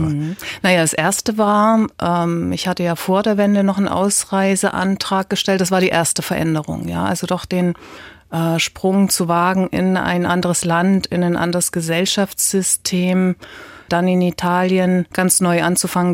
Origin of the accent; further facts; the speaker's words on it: Leipzig, Saxony, Germany; ich bin ja aus Leipzig